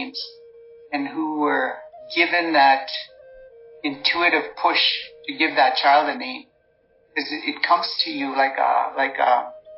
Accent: the reserve in Kinniston, Saskatchewan, Canada; first language Saulteaux; English is a second language; when I grew up on the reserve in Kinniston with my grandmother, I didn't speak English until I went to residential school when I was six.

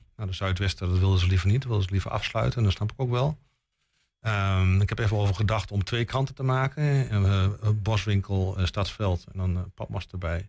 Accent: Boekelo, Overijssel, Netherlands; Ik kom zelf uit Boekelo

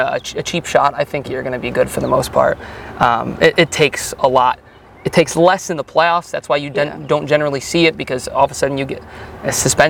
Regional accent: Chicago, Illinois, United States; also born or lived in Minnesota; now in North Carolina, United States; I grew up in the Chicagoland area

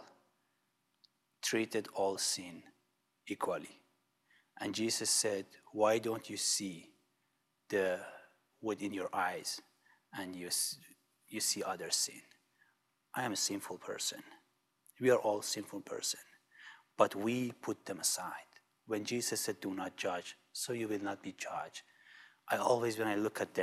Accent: Iran; moved away; I'm coming from Iran

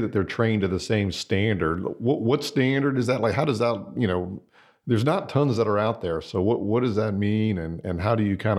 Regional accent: Florida, United States; Florida, I'm from Florida.

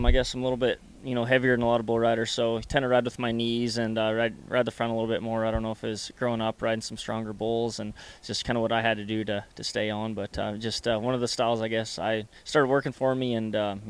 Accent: 40 minutes south of Calgary, Alberta, Canada; I grew up like 40 minutes south of the arena, so it was really close for me.

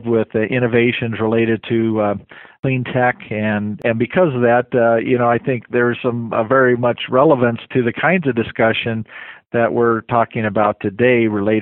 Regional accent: Fort Collins, Colorado, United States; But it's my hometown. It's a town I grew up

